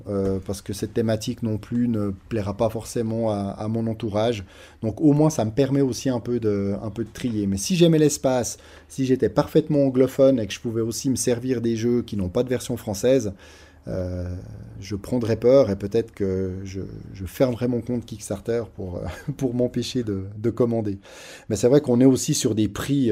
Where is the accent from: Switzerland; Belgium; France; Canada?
Switzerland; Nous, en tant que Suisse, c'est vrai qu'on n'est pas très loin de la frontière